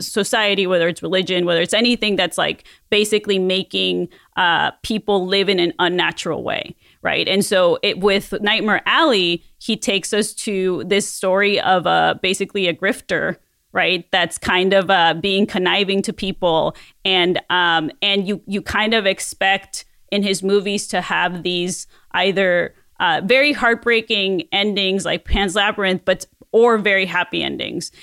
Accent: Mexico; moved away; a kid growing up in Mexico

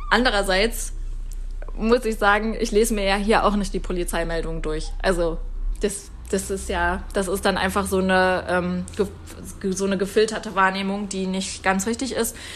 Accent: Germany; now in Canada; ich bin auch hier, ähm, ich komme auch aus Deutschland

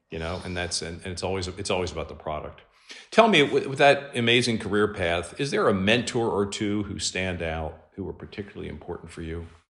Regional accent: near Penn National, Pennsylvania, United States; I grew up near Penn National

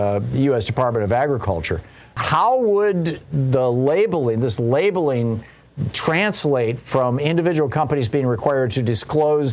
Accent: Lansing, Michigan, United States; I grew up in the Midwest. I grew up in Lansing, Michigan.

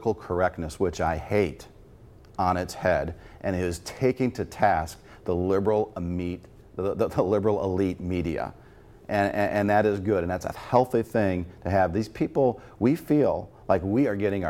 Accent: Lake County, Northwest Indiana, United States; I'm from Northwest Indiana originally

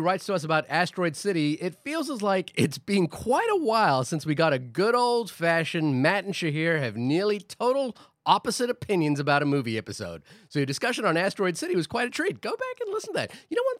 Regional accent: New Zealand; I'm New Zealander

